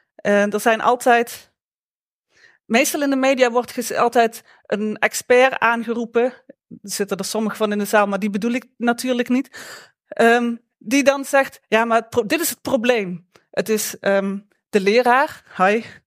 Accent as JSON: {"language": "Dutch", "region": "Limburg", "country": "Netherlands", "also_born_or_lived": "Eindhoven", "accent": "Limburgish", "moved": "yes", "said": "mijn Limburgse accent"}